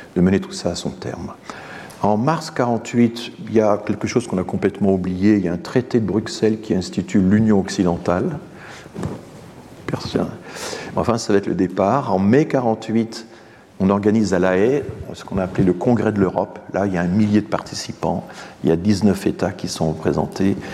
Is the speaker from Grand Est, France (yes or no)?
yes; Strasbourg, Grand Est, France; je suis strasbourgeois